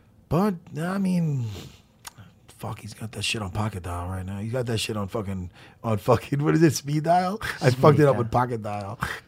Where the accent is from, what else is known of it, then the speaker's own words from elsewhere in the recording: Long Island, New York, United States; I'm from Long Island, Strong Island.